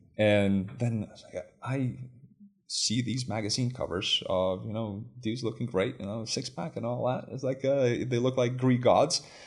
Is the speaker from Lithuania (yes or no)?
yes; Lithuania; moved away as an adult; also born or lived in United States; I grew up in Lithuania.